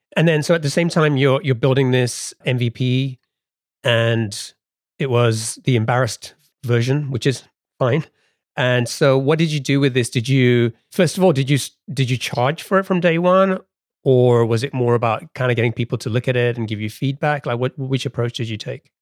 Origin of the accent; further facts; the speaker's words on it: England, United Kingdom; now in United States; growing up in England